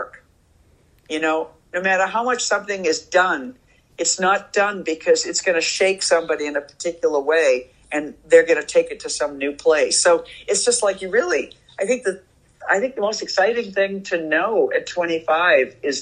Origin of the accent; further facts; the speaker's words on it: Boston, Massachusetts, United States; moved away as an adult; also born or lived in New York / San Francisco; I grew up in Boston